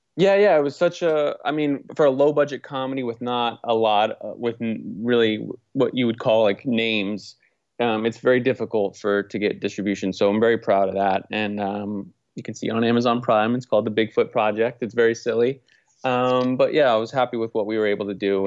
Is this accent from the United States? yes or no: yes; Naples, Florida, United States; moved away as an adult; also born or lived in Orlando, Florida / Portland; now in Los Angeles, United States; I grew up in Southwest Florida, uh, Beach Town, Naples, Florida.